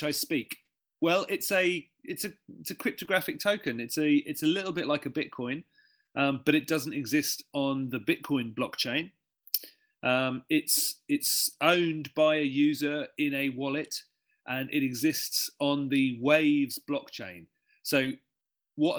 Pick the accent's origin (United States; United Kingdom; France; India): United Kingdom; London; moved away as an adult; now in Sydney, Australia; I'm originally from London and I've been in Sydney for quite a long time.